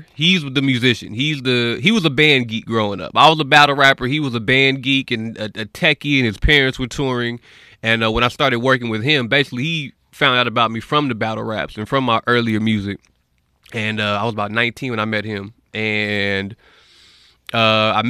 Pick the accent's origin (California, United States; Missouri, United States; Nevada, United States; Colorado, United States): Nevada, United States; North Las Vegas; I'm from Vegas, North Las Vegas, raised out there